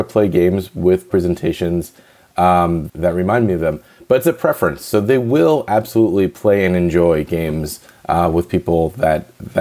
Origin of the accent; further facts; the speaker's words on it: New Jersey, United States; moved away; I'm East Coast, and I was born in New Jersey.